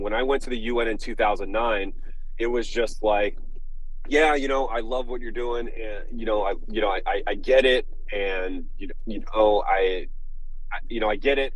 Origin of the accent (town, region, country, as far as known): Los Angeles, California, United States; born or raised there